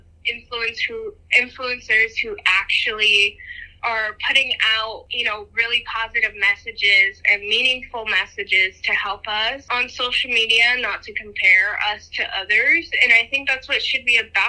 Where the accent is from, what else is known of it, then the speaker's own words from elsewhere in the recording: Albuquerque, New Mexico, United States; I'm from New Mexico.